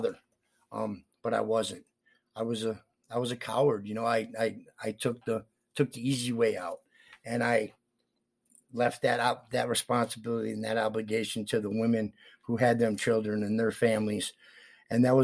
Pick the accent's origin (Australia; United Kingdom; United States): United States; Palmyra, New York; moved away; also born or lived in Rochester, New York / Greece, New York; I grew up in Palmyra